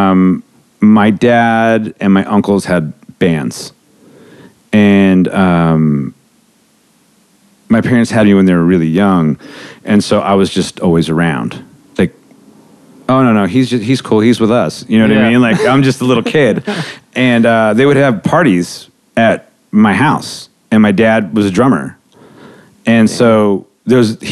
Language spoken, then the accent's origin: English; Redondo Beach, California, United States; moved away; also born or lived in Las Vegas; I grew up in Redondo Beach, which is kind of like for LA punk rock is kind of ground zero